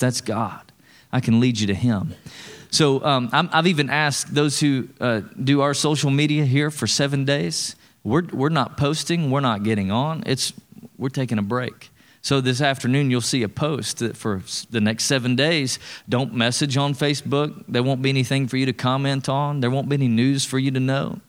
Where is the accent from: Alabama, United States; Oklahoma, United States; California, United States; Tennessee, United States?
Tennessee, United States; East; I'm from East Tennessee